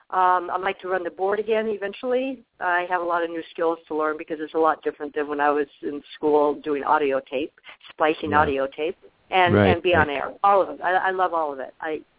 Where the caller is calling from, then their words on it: Arizona, United States; in Arizona.